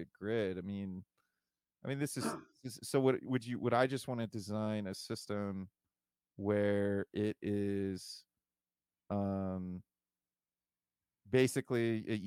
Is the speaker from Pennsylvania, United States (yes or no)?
no; Toledo, Ohio, United States; now in Columbus, United States; I'm from Toledo originally.